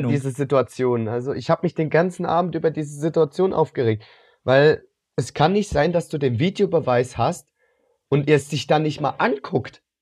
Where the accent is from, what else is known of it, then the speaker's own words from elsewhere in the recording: Cologne, North Rhine-Westphalia, Germany; Gut, als Kölner ist da natürlich eine Schadenfreude dabei.